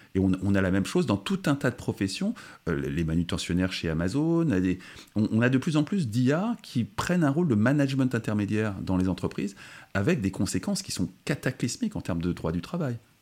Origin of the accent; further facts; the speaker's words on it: France; en tant que Français